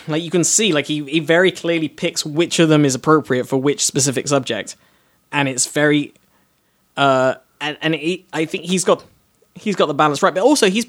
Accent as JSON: {"language": "English", "region": "London", "country": "United Kingdom", "accent": "North London, middle class, posh", "said": "I am British. When I walk on stage in Britain, I am North London, middle class, probably private school educated, like posh but not super posh."}